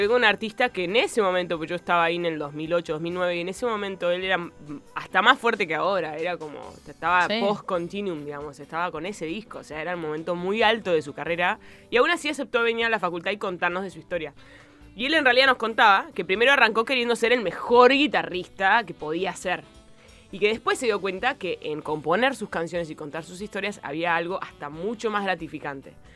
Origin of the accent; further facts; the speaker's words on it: Béccar, Buenos Aires Province, Argentina; first language Spanish; also born or lived in United States / England; Yo nací en el Mater Day